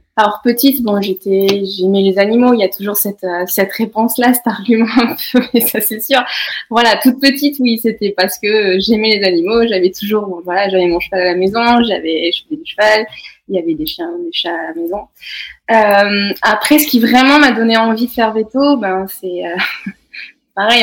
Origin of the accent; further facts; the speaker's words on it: Cantal, near Saint-Flour, Auvergne-Rhône-Alpes, France; now in Haute-Savoie, France; je suis née dans le Cantal, à côté de saint four